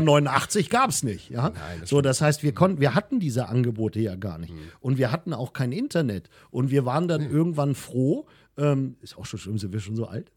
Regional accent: Wunstorf, Lower Saxony, Germany; ich bin in Wunsdorf groß geworden

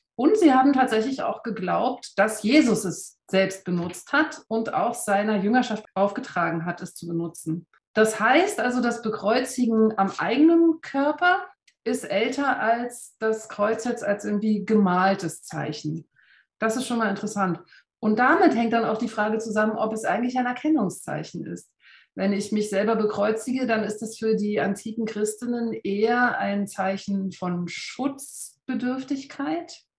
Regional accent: Berlin, Germany; now in Berner Oberland, Switzerland; ich bin vor 44 Jahren in Ostberlin geboren

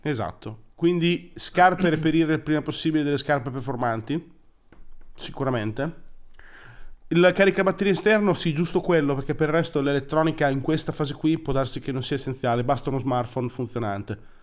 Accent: Emilia-Romagna, Italy; adesso noi siamo romagnoli

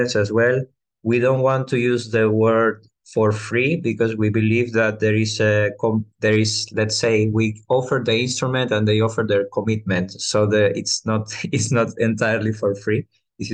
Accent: Venezuela; now in Greece; I come from Venezuela, which is, let's say, the place of origin of El Sistema.

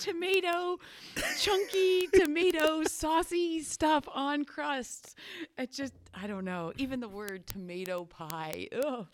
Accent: Danville, Pennsylvania, United States; I grew up in Danville

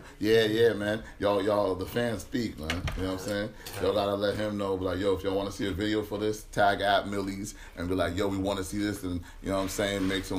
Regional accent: Brockton, Massachusetts, United States; also born or lived in Boston; I'm from Brockton. I was actually born in Boston, though.

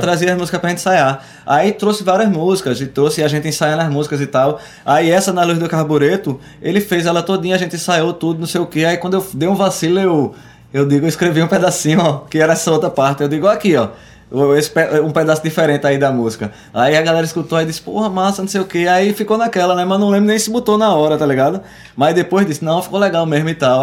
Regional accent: Arcoverde, Pernambuco, Brazil; moved away; also born or lived in Recife; eu sou de Arco Verde, tenho uma ligação muito forte com o Coco Reis de Arco Verde

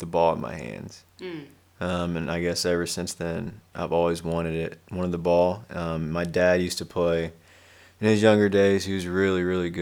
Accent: Connersville, Indiana, United States; I'm from Indiana, small town Connersville.

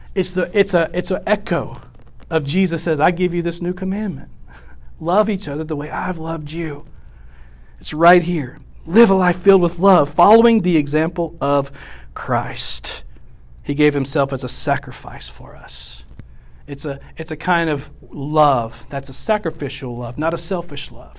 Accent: West Monroe, Louisiana, United States; also born or lived in Houston, Texas / Arkansas / Ohio; now in Nacogdoches, United States; West Monroe is where I really grew up

